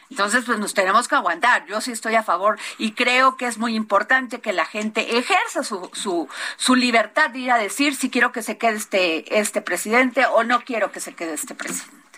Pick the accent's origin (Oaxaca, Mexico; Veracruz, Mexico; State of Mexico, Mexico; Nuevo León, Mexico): Veracruz, Mexico; mi pueblo Veracruz